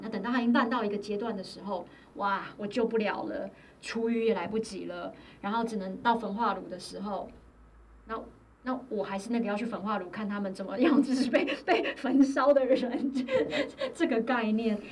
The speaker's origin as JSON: {"language": "Chinese", "country": "Taiwan", "tie": "born or raised there", "moved": "yes", "said": "我觉得台湾一直都是我的家乡"}